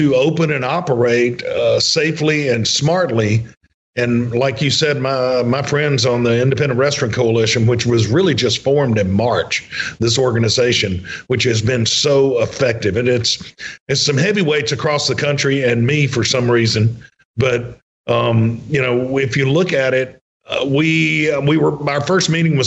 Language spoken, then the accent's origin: English; Mississippi, United States; I was from Mississippi and knew Senator Wicker